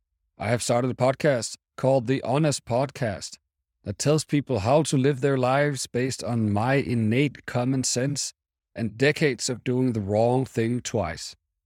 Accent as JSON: {"language": "English", "town": "Copenhagen", "region": "Capital Region of Denmark", "country": "Denmark", "tie": "born or raised there", "also_born_or_lived": "Asia / United States", "moved": "as an adult", "lives_now": "Portugal", "said": "I was born and raised in Copenhagen in the wonderful, tiny country of Denmark. But today I live in Portugal, and this podcast is being recorded from my new home 1 hour south of Lisbon. I moved here 3 years ago"}